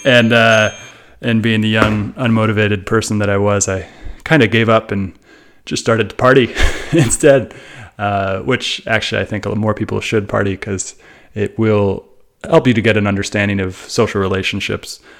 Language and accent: English; Bay Area, California, United States; growing up in the Bay Area, which is a very multicultural place